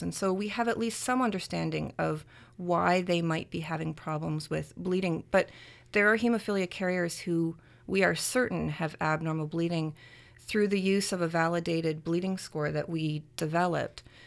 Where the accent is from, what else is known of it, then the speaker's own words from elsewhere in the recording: Canada; I'm Canadian